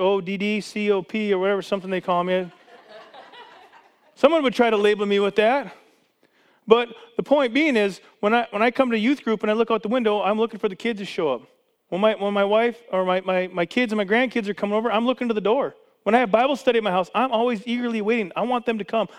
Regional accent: Canada; now in United States; I was born in Canada. I was a Canadian citizen my whole life.

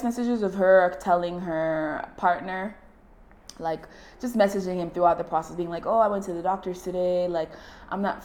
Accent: Nigeria; as a Nigerian

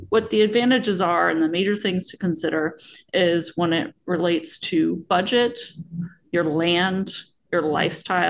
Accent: Pacific Northwest, Washington, United States; I was born and raised here and love the Pacific Northwest

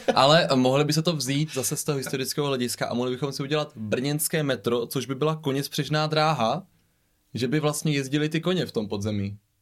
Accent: Břeclav, South Moravian Region, Czechia; now in Brno, Czechia; já jsem původně jako od Břeclavy, tak to je Placka

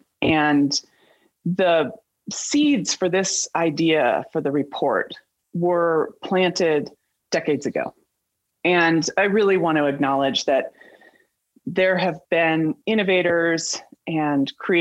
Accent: Colorado, United States; I grew up in Colorado and have a deep connection to mountains and to rivers.

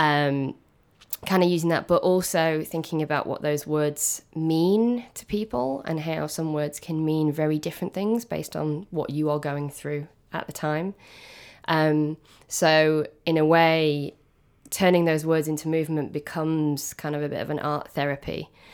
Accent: Manchester, North West England, United Kingdom; my journey began back home in Manchester. I'm from South Manchester

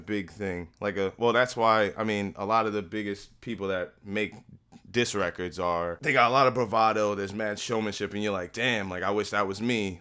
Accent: Newark, New Jersey, United States; moved away as an adult; also born or lived in Hillside, New Jersey; now in Woodbridge, United States; I'm from Newark. I live in Hillside. I now live in Woodbridge.

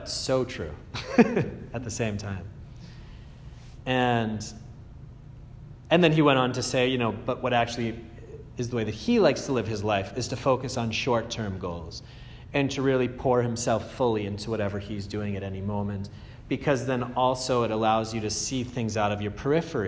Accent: Andover, Massachusetts, United States; I come from Andover

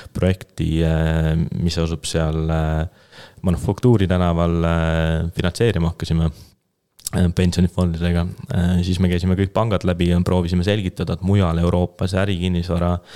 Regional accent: Keila, Harju County, Estonia; ma olen ise Keilast pärit

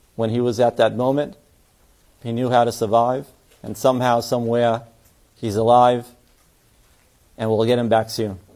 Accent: New York City, New York, United States; myself as a New Yorker

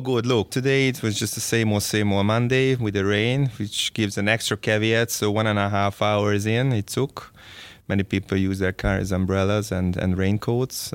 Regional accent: Szeged, Csongrád-Csanád, Hungary; I was born and raised in Szeged

